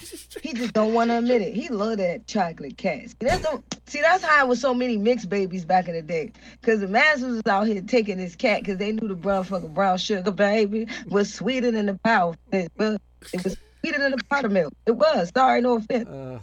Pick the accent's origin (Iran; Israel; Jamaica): Jamaica; I'm Jamaican, so we got fucked by everybody.